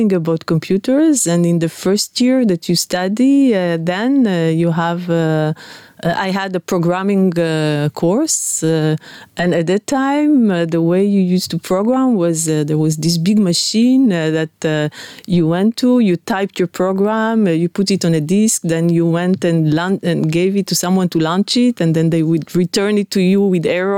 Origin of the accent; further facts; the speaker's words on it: Netanya, Central District, Israel; I grew up in Netanya, by the beach